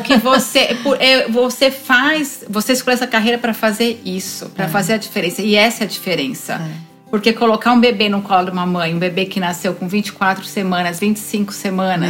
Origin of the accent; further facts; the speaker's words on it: Brazil; moved away as an adult; now in Toronto, Canada; sou brasileira, nasci no Brasil, moro aqui há 18 anos